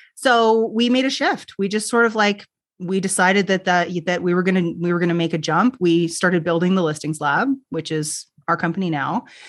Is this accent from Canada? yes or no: yes; Canada; I'm Canadian, so we say niche